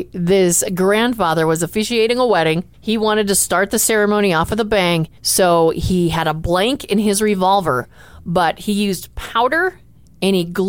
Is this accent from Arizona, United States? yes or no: yes; Arizona, United States; moved away; Well, I grew up in Arizona